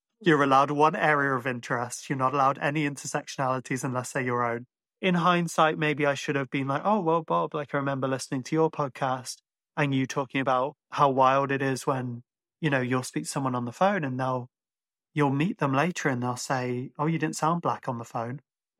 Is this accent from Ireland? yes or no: yes; Ireland; living in Ireland and being Irish, but sounding like this sometimes does create questions.